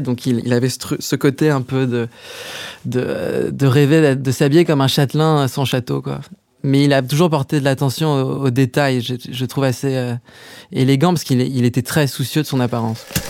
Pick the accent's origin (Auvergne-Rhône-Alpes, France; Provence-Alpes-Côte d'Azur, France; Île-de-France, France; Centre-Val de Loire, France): Île-de-France, France; Paris; géographiquement, j'ai grandi à Paris, euh, dans le 7e arrondissement